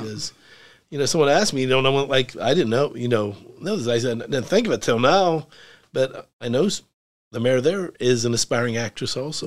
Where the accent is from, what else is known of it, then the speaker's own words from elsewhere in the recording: West Mifflin, Pennsylvania, United States; moved away as an adult; now in Munhall, United States; I grew up in West Mifflin.